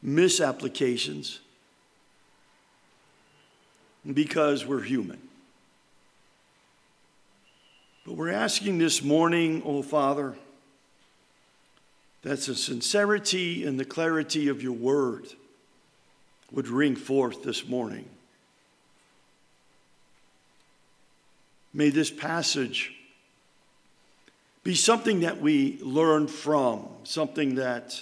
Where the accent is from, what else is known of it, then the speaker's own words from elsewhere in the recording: New York, United States; moved away; we're from New York. And up there, it's grandma and grandpa. It's not this meemaw, pawpaw, and all this other stuff.